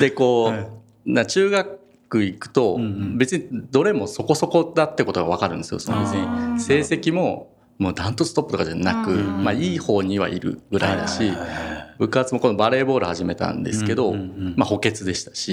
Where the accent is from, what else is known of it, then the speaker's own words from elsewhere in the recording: Mikuni, Fukui, Japan; 福井の、もう石川の県境に近い海の近くの三国町ってとこなんですけど